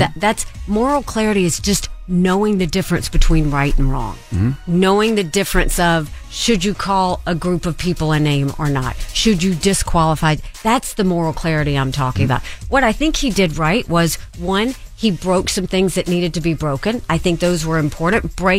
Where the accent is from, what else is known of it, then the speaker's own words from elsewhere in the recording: Bamberg, South Carolina, United States; the unheard, unseen are people like where I grew up in Bamberg, South Carolina.